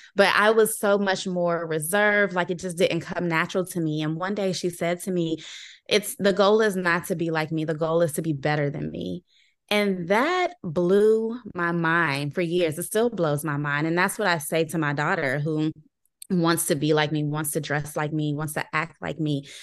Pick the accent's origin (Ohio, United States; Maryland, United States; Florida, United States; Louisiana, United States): Maryland, United States; Landover; I'm from Landover, Maryland. So I'm a homegrown, uh, sort of local person